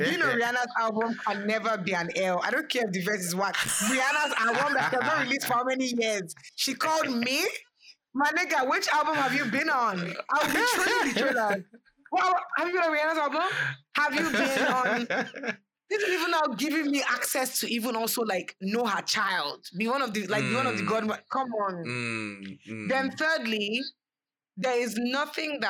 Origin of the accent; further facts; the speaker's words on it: Abuja, Federal Capital Territory, Nigeria; moved away; I grew up in Abuja